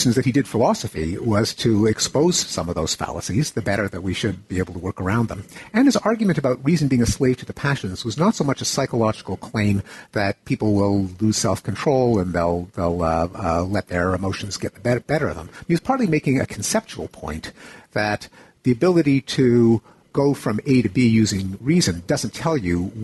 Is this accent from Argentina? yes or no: no; Canada; I grew up in Canada.